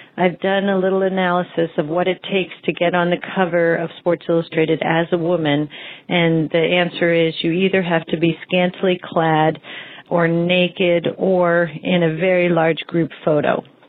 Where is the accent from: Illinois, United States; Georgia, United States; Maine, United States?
Maine, United States; Saco; I'm from Saco, Maine.